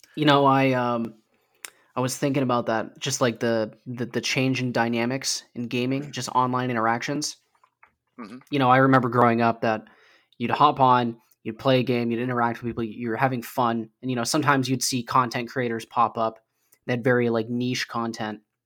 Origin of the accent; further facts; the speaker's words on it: Idaho, United States; my home state of Idaho